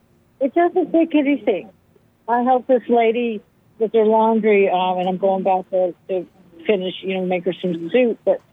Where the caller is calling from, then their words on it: Raleigh, North Carolina, United States; Raleigh, North Carolina.